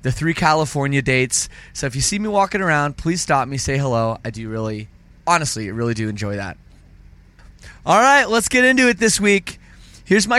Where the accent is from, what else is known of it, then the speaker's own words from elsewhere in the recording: Canada; I'm Canadian